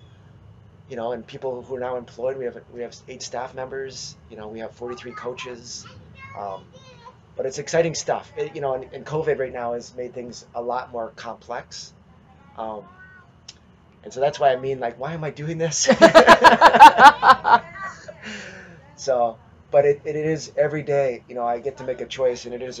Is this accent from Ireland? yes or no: no; about 300 km northwest of Winnipeg, Manitoba, Canada; moved away; I grew up in Canada. I grew up near outside of Winnipeg, about 300 kilometers northwest of Winnipeg in Manitoba.